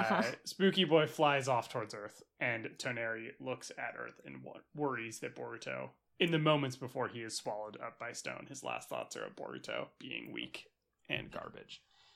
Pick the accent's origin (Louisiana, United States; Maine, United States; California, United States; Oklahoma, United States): California, United States; Los Angeles; like so funny growing up in Los Angeles and there being a fucking blimp everywhere.